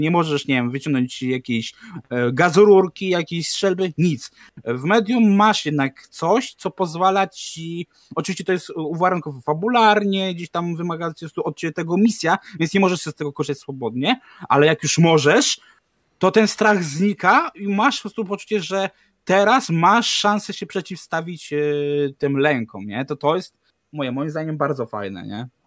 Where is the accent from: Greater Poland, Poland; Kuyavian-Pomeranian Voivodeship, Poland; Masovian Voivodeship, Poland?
Masovian Voivodeship, Poland; Warsaw; jesteś warszawiakiem